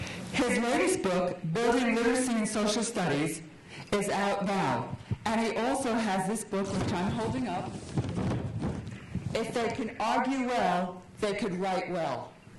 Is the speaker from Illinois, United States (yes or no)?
no; Florida, United States; I'm from Florida.